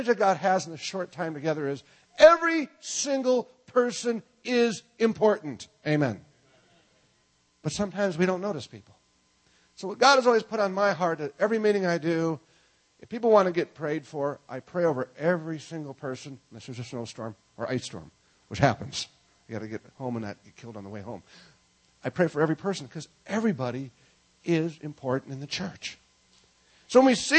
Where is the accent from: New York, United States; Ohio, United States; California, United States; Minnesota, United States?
Minnesota, United States; I'm from Minnesota